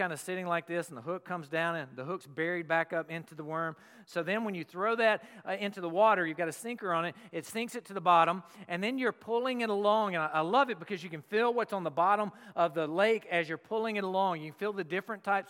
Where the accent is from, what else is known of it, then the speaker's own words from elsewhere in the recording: the South, United States; moved away; I'm from the South